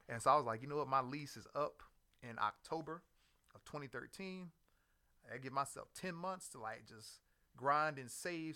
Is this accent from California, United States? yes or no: no; Houston, Texas, United States; moved away as an adult; also born or lived in Maryland / Northern Virginia; I'm originally from Houston, Texas